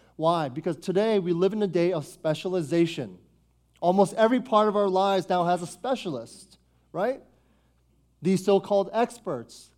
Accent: Foster City, Northern Virginia, United States; I was born and raised here in Northern Virginia. Grew up in Foster City since nineteen eighty-eight, okay? I lived here my whole life

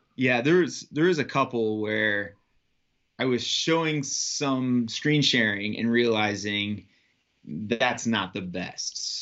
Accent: South Bend, Indiana, United States; I'm from South Bend, Indiana

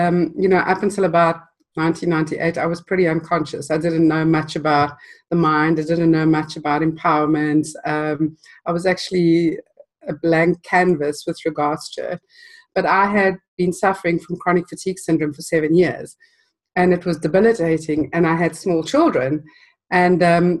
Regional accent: South Africa; moved away; I grew up in South Africa and spent most of my life there.

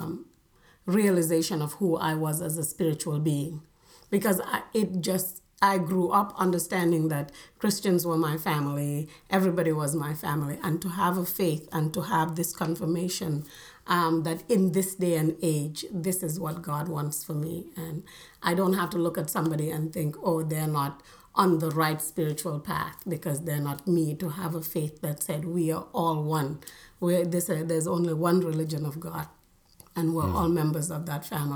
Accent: Lamin, Gambia; moved away as an adult; also born or lived in Eastern Kentucky, United States; I grew up in the Gambia, and it's the biggest industry is tourism

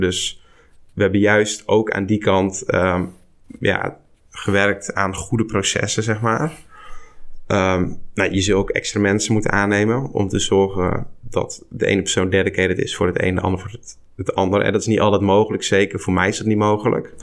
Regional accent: Barneveld, Gelderland, Netherlands; Ik kom uit Barneveld, plaatsje op de Veluwe

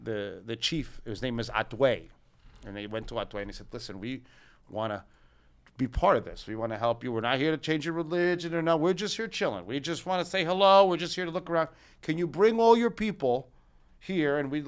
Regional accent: New York City, New York, United States; I'm from Brooklyn.

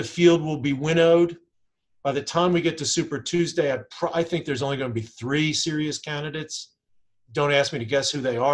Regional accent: Delaware, United States; I grew up in Delaware.

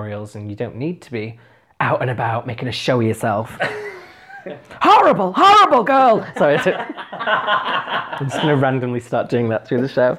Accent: Huddersfield, Yorkshire and the Humber, United Kingdom; I'm from Huddersfield, which isn't known for glamour

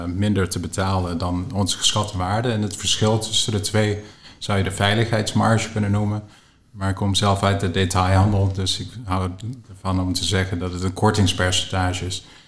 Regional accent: Canada; accent: English; also born or lived in Rotterdam; now in Netherlands; ik ben zelf opgegroeid in Canada, dus je hoort misschien een beetje een Engels tongval als ik aan het spreken ben

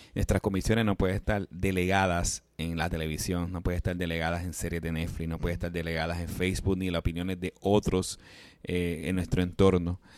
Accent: Puerto Rico; yo soy puertorriqueño, Víctor también, nosotros como puertorriqueños

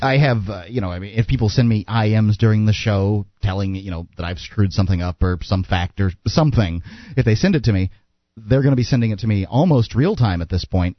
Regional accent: Sarasota, Florida, United States; we're both from Sarasota

